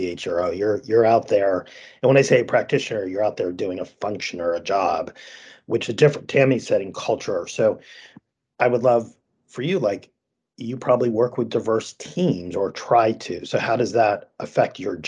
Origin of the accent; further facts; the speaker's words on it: Vermont, United States; I grew up in Vermont